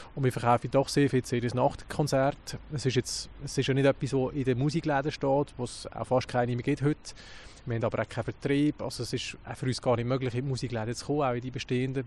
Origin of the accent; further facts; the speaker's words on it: Lucerne, Switzerland; als Luzerner